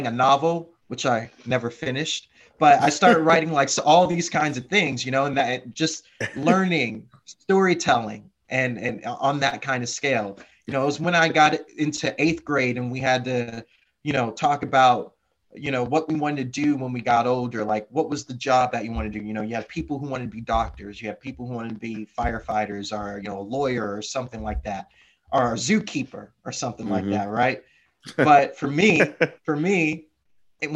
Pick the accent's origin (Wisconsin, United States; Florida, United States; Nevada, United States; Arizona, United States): Florida, United States; moved away as an adult; born and raised in Florida